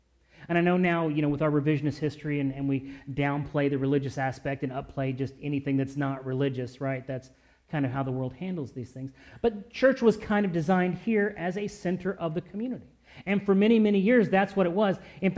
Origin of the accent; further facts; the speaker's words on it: Louisville, Kentucky, United States; moved away as an adult; also born or lived in Great Lakes / Orlando / San Diego / Virginia Beach; I grew up in Louisville, but I was in the Navy, so I lived in Great Lakes. I lived in Orlando. I lived in San Diego. I lived in Virginia Beach, where I met Kristen. Then we moved out to Springfield.